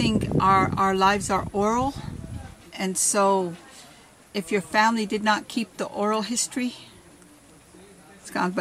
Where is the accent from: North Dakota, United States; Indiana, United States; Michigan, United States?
North Dakota, United States; Cannonball River; I am an enrolled member of the Standing Rock Sioux Tribe. I am Ihungtua, Pabiska, and Sisitan Dakota. I am Hunkpapa, Sihasapa, and Oguala Lakota. And I am from the Cannonball River